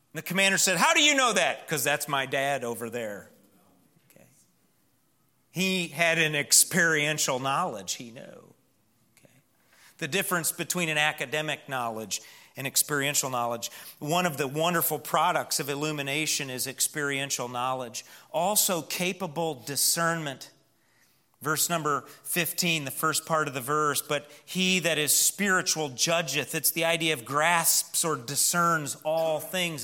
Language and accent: English; Northeast Missouri, United States; where I grew up in Northeast Missouri